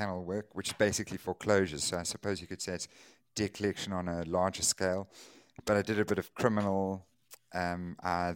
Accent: Durban, KwaZulu-Natal, South Africa; I was born here in Durban, went to school, primary school, high school, university here

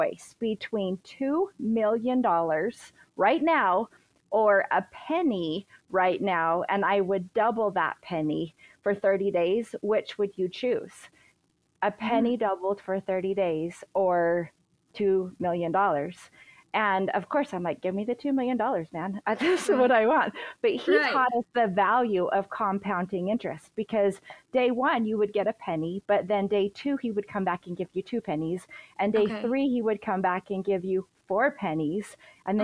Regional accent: Utah, United States; we're from Utah

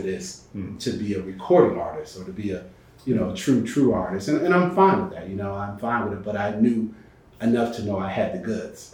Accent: Bridgeport, Connecticut, United States; moved away as an adult; also born or lived in Norfolk, Virginia / Atlanta, Georgia; Bridgeport, Connecticut, where I grew up right outside of New York

